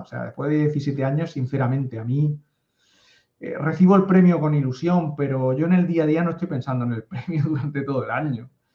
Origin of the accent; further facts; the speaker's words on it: a coastal town in the Murcia area, Region of Murcia, Spain; yo soy una persona que vive en un pueblo de la costa de España de 14.000 habitantes, a 500 kilómetros de Madrid